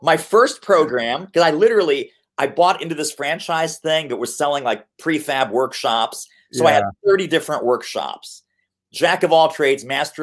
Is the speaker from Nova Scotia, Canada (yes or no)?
no; Montreal, Quebec, Canada; also born or lived in Brooklyn, New York, United States; now in Philadelphia, United States; I was born in Montreal.